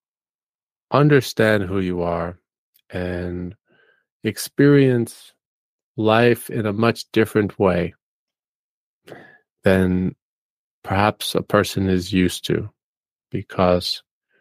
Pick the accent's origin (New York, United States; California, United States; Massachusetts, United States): New York, United States; New York City; moved away as an adult; I grew up in New York City and spent about 27 years living in more of an urban area